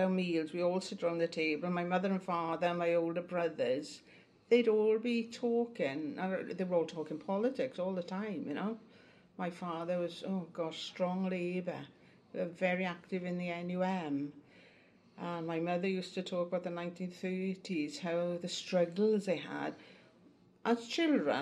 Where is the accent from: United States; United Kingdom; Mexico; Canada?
United Kingdom; Blaenrhondda, Wales; I was born in Blaenrhodda, the very top of the Rhondda Valley